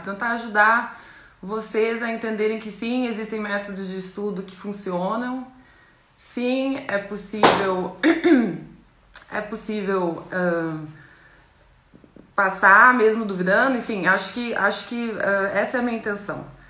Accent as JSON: {"language": "Portuguese", "town": "Chapecó", "region": "Santa Catarina", "country": "Brazil", "tie": "born or raised there", "also_born_or_lived": "Manhattan, Kansas, United States / El Salvador / Rome, Italy", "moved": "yes", "lives_now": "Cairo, Egypt", "said": "Nasci em Chapecó, Santa Catarina é, interior do estado"}